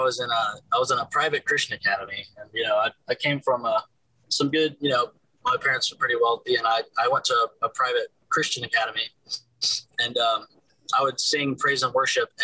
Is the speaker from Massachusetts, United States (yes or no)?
no; Buford, Georgia, United States; moved away as an adult; now in Nashville, United States; I grew up in Georgia, Buford, Georgia